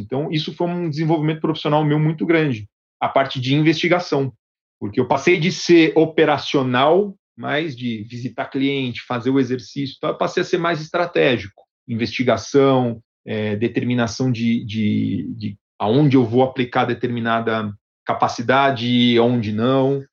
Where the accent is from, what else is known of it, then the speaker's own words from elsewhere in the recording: Brazil; moved away as an adult; now in Medellín, Colombia; eu fui o primeiro brasileiro a vir para o escritório corporativo em Medellín